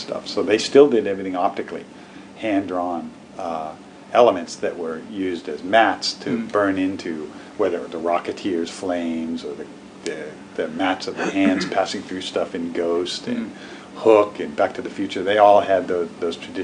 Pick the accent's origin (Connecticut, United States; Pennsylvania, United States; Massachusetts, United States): Massachusetts, United States; Boston; also born or lived in Los Angeles / San Francisco; now in Portland, United States; I'm from Boston